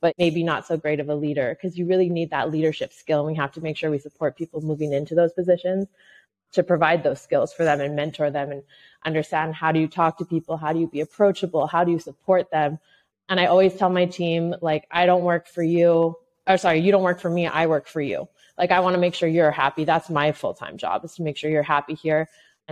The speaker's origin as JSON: {"language": "English", "town": "Montreal", "region": "Quebec", "country": "Canada", "tie": "born or raised there", "also_born_or_lived": "New Brunswick / Toronto", "said": "I grew up basically in Montreal, Canada. I was actually born in New Brunswick, which is the East Coast. Raised very much in Montreal."}